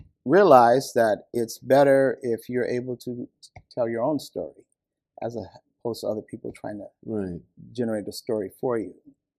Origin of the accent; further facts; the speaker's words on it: San Francisco, California, United States; moved away as an adult; now in Japan; When we grew up in San Francisco, there were large families.